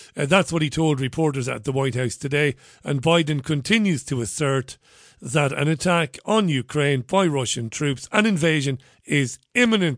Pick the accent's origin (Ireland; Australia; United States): Ireland; Waterford, Munster; moved away; growing up in Waterford, six, seven miles away from Tramore